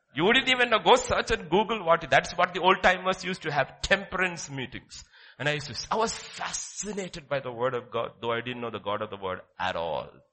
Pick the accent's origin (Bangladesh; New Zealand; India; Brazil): India; Kerala; my father brought me from that mountains to Kerala and dropped me there in class six